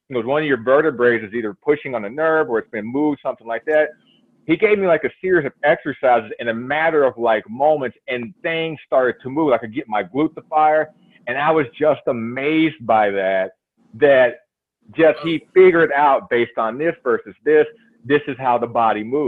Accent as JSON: {"language": "English", "town": "Louisville", "region": "Kentucky", "country": "United States", "also_born_or_lived": "Minnesota", "moved": "as an adult", "said": "I'm originally from Louisville, Kentucky."}